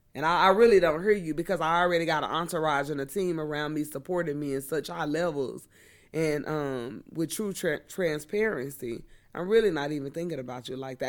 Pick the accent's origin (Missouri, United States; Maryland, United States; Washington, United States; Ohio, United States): Missouri, United States; I'm from the Show Me State